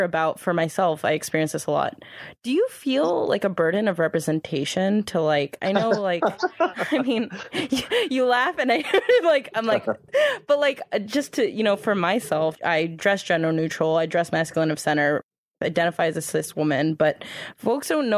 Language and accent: English; United States; I was born in America